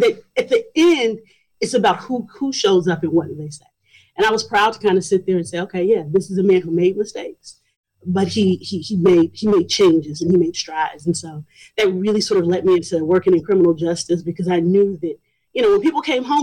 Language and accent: English; Chicago, Illinois, United States; now in King County, United States; I'm originally from Chicago, Illinois. I come from the south side of Chicago, so when you hear about all the news stories, that's the neighborhood